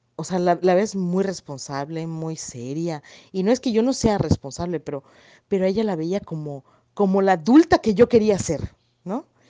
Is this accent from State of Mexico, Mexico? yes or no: no; Yucatán, Mexico; accent: yucateco; mi hermoso acento yucateco